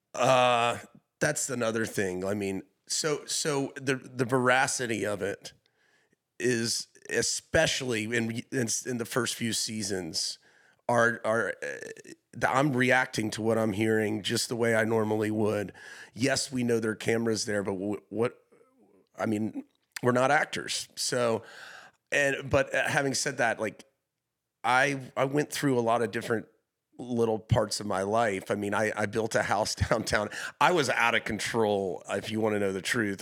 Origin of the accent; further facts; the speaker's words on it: Hilton Head Island, South Carolina, United States; moved away; also born or lived in Charleston; I'm from Hilton Head Island, a small little beach town